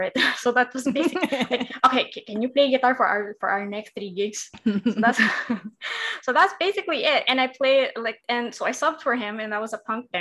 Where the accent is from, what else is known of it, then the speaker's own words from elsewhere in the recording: Davao City, Davao Region, Philippines; also born or lived in Quezon City; I was from Davao. I was dorming